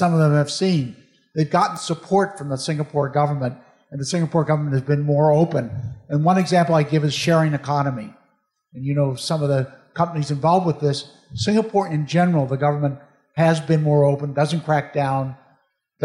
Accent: Chicago, Illinois, United States; moved away; I'm from Chicago

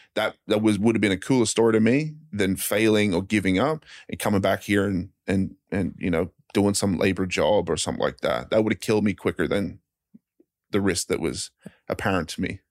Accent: Brisbane, Queensland, Australia; moved away as an adult; also born or lived in Arizona; I'm, I'm from Australia

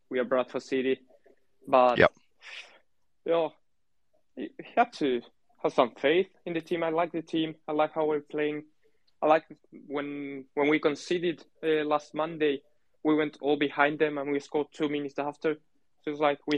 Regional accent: Rosario, Santa Fe, Argentina; I'm from Argentina

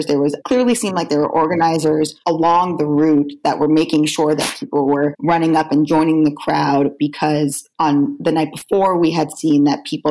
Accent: Florida, United States; now in Brooklyn, United States; I'm from Florida

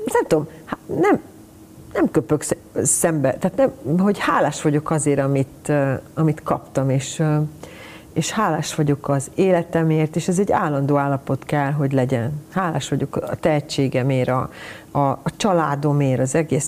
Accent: Budapest, Hungary; Én Pesten születtem, és én Pesti, ugye, Pesti lány

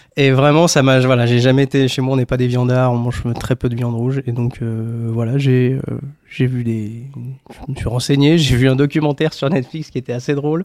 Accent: Haute-Savoie, Auvergne-Rhône-Alpes, France; j'ai grandi en Haute-Savoie.

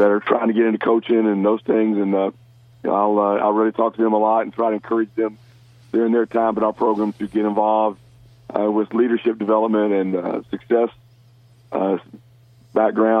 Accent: Memphis, Tennessee, United States; my hometown of Memphis

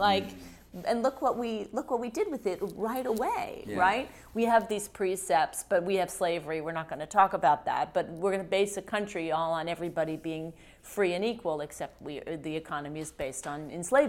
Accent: West Virginia, United States; now in New York, United States; We're from West Virginia, but we've been in New York for a long time

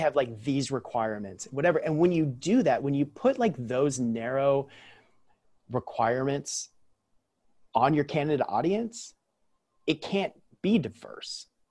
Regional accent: Central Coast of California, United States; I'm born and raised on the Central Coast of California, which is where I currently lived as well

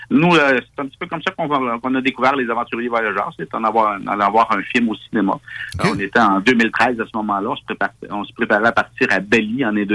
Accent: Saint-Jérôme, Quebec, Canada; nous, on est de Saint-Jérôme, dans les Laurentides.

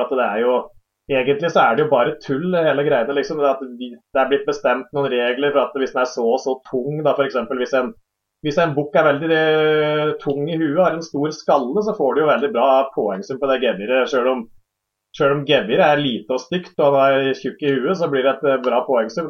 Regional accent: Hadeland, Innlandet, Norway; Hjemme på Hadeland her

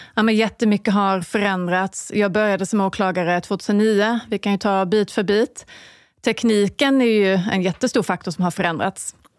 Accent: Falsterbo, Skåne, Sweden; now in Stockholm, Sweden; då pratar jag liksom Falsterbo, där jag kommer ifrån

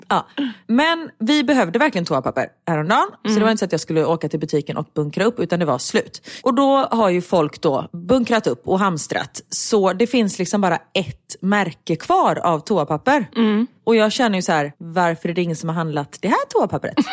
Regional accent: Gothenburg, Västra Götaland, Sweden; accent: göteborgska; i radion så liksom pratar jag mer göteborgska

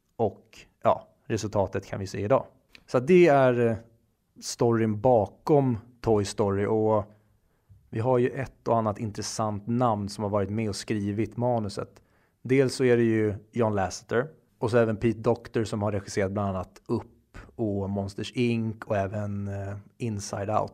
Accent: Sweden; vi svenskar

